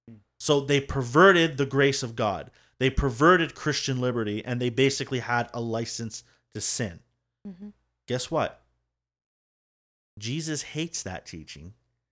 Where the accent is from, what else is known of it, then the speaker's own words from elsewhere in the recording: Scotland, United Kingdom; So don't just be like, oh … likes it.